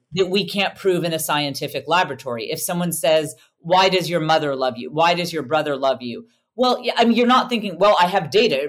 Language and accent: English; United States; I'm an American